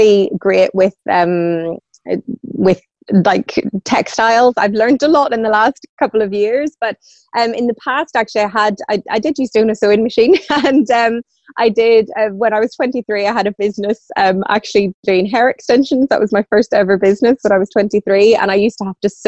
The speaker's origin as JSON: {"language": "English", "region": "Northern Ireland", "country": "United Kingdom", "moved": "yes", "lives_now": "Kent, United Kingdom", "said": "I'm originally from Northern Ireland, as you can probably hear from my accent, and I now live in Kent."}